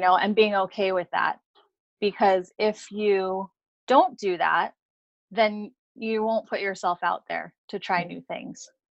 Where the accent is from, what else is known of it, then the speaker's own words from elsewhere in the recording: Hawaii, United States; I grew up in Hawaii